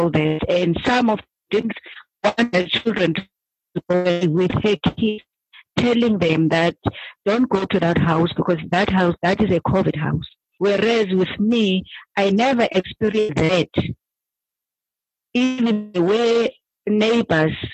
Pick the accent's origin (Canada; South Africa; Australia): South Africa; Cape Town, Western Cape; I'm from Cape Town. I stay in Langa.